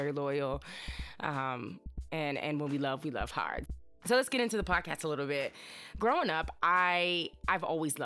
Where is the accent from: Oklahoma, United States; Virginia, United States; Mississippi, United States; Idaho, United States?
Virginia, United States; Chester; moved away as an adult; also born or lived in Greensboro, North Carolina / Washington, D.C.; I am from a small town in Virginia. It's called Chester